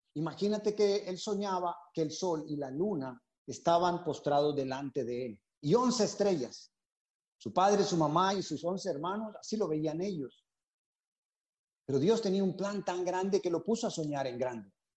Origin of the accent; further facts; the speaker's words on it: Honduras; moved away as an adult; also born or lived in San Pedro Sula, Honduras; now in Panama; Nos convertimos en la iglesia de San Pedro Sula allá por eh, abril de 1998 en Honduras. Así que somos catrachos